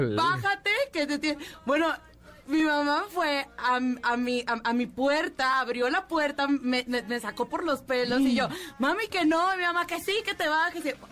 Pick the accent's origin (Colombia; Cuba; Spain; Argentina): Cuba; moved away; toda mi infancia fue en Cuba, te puedo decir que me sabía las caricaturas cubanas